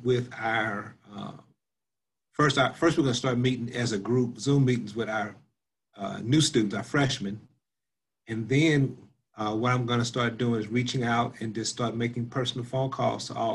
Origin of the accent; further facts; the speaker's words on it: Spanish Lake, Missouri, United States; also born or lived in St. Louis, Missouri; I grew up in Spanish Lake, Missouri